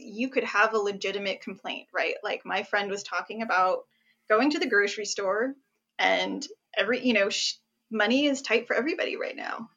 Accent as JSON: {"language": "English", "region": "New Jersey", "country": "United States", "tie": "born or raised there", "first_language": "English", "said": "I was born in Jersey"}